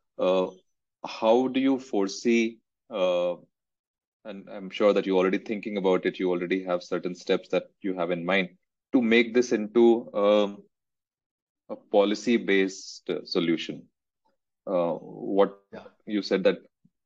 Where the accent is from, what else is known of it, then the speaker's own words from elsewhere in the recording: Rishikesh, Uttarakhand, India; I'm from Rishikesh